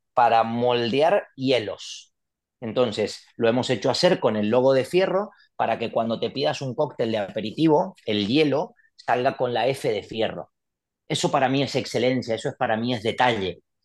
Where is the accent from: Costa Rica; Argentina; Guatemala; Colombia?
Argentina; moved away as an adult; also born or lived in Mendoza; now in Valencia, Spain; como todo argentino